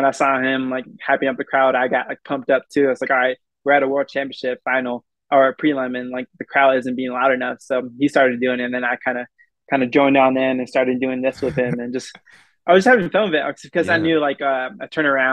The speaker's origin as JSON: {"language": "English", "country": "United States", "tie": "born or raised there", "said": "I'm as American as anybody else here, but you know, this is where I grew up. This is my home."}